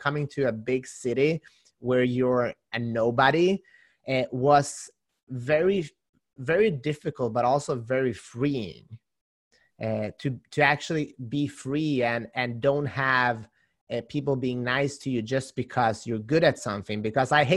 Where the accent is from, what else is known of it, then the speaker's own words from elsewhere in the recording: Halmstad, Halland County, Sweden; moved away as an adult; now in California, United States; It's Halmstad. It's a small town on the west coast with about 100,000 people.